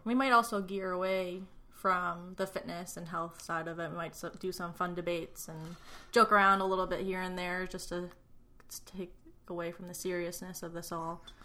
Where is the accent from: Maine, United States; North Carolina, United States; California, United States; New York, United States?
New York, United States; Long Island; moved away as an adult; now in Ohio, United States; I grew up on Long Island, and I haven't moved out of New York since twenty-three years ago